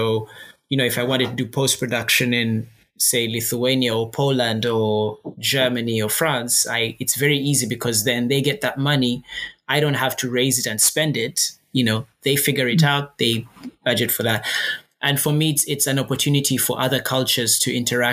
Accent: Uganda; moved away; also born or lived in Reading; I am from Uganda

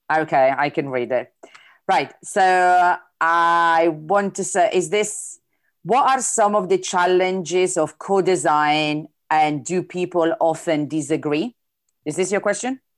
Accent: Italy; accent: Italian; English is a second language; my italian accent sometimes is difficult to understand

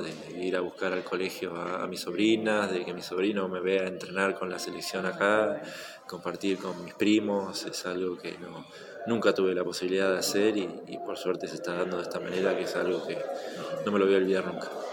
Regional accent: Mar del Plata, Buenos Aires Province, Argentina; moved away as an adult; also born or lived in Spain; siempre voy a ser de Mar del Plata. Esté donde esté, siempre voy a ser de acá

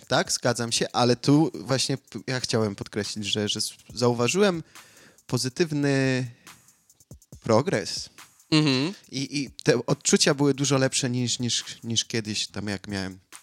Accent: Australia; jestem z Australii

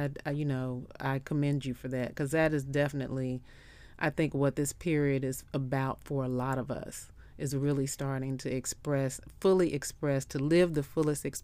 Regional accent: Memphis, Tennessee, United States; I'm from Memphis, so you know

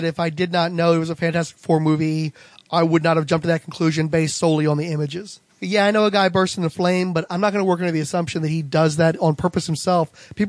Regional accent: Waverly, Iowa, United States; His birthplace, according to the official handbook of the Marvel Universe, is none other than my hometown of Waverly, Iowa. 10,000 people strong.

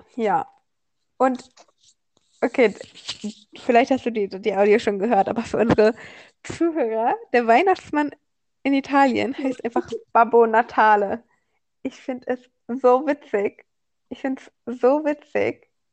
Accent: Germany; an mich als Deutscher

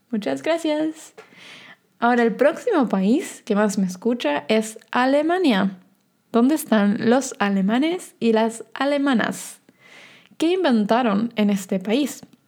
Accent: Argentina; yo soy de Argentina

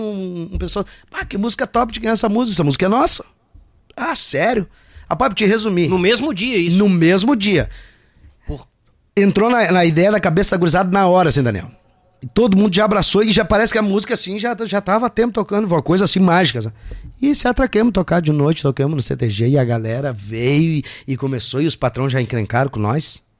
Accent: Rio Grande do Sul, Brazil; eu sou gaúcho

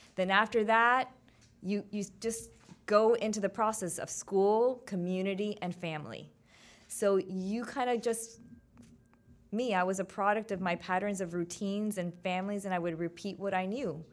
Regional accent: Miami, Florida, United States; my hometown, three oh five.

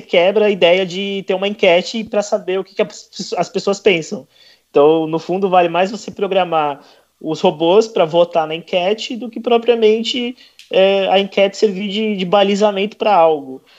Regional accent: São Paulo, Brazil; eu sou de São Paulo

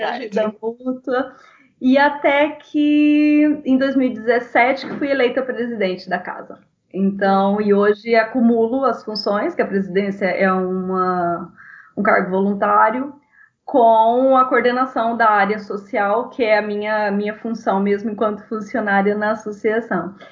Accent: Brazil; moved away as an adult; now in Portugal

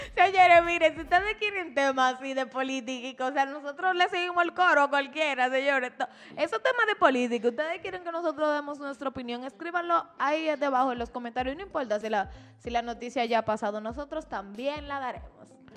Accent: Dominican Republic; nos concierne como dominicanos

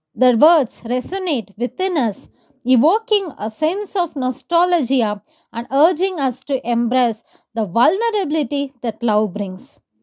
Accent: Kodaikanal, Tamil Nadu, India; I'm from Kodaikanal.

